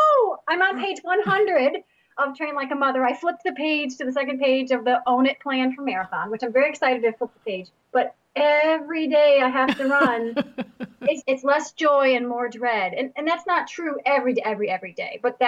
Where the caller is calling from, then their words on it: Lakes Region, New Hampshire, United States; I'm calling from the Lakes region of New Hampshire, and I have three hot, sweaty little boys.